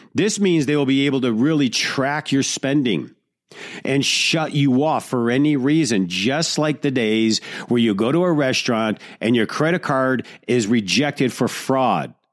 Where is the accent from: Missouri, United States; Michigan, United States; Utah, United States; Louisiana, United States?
Michigan, United States; Detroit; growing up in Detroit